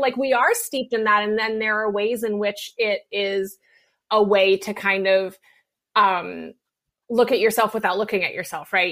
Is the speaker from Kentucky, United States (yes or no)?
no; West Virginia, United States; I'm from West Virginia